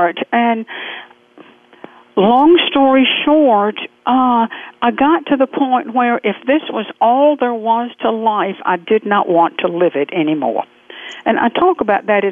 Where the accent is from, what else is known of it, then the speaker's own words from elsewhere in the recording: Waycross, Georgia, United States; I was born in Southern culture just outside the Okefenokee Swamp in Waycross, Georgia, way down deep south, almost on the Florida border